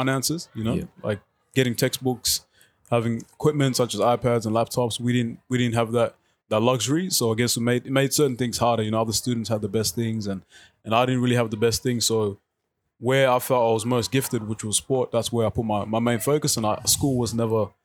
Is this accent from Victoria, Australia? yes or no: yes; Melton, Victoria, Australia; also born or lived in South Sudan; I grew up in Melton, low SES community.